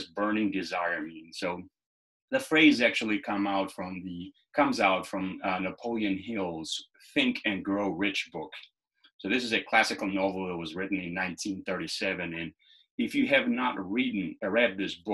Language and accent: English; Lushnjë, Fier County, Albania; now in United States; I was born and raised in Lushnja, Albania